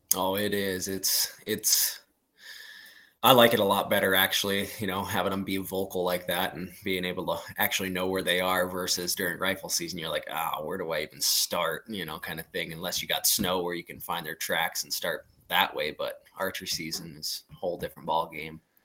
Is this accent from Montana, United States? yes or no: yes; Plains, Montana, United States; I was born in Plains, so it's right next to Thompson Creek, and that's where I graduated high school and all that stuff up there